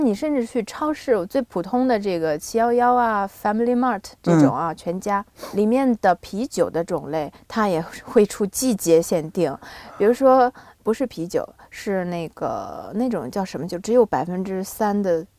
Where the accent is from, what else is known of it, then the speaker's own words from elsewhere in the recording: Binzhou, Shandong, China; moved away; also born or lived in Tokyo, Japan; 我从小在北方长大